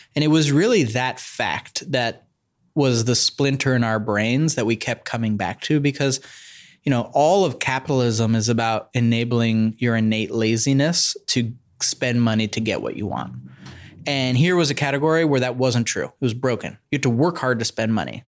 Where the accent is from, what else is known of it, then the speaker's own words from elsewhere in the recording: Bay Area, California, United States; I grew up in the Bay Area.